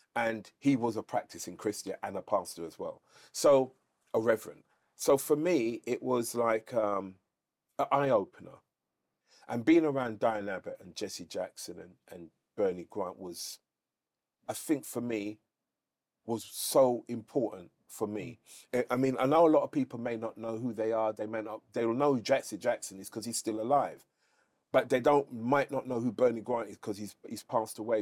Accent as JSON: {"language": "English", "region": "London", "country": "United Kingdom", "said": "we're from London."}